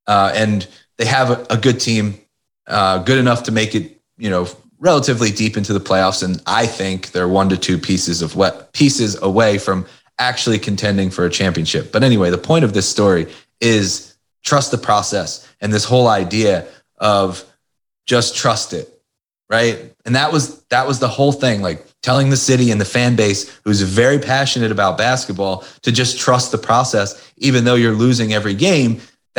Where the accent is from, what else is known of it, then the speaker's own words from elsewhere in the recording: Philadelphia, Pennsylvania, United States; Philadelphia. I've lived here basically my whole life. Born right outside of Philadelphia. Well, actually, I was born in Philadelphia. Lived right outside of Philadelphia.